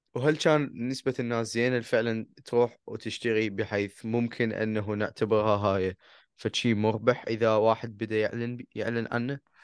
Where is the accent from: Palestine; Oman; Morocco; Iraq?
Iraq; احنا كعراقيين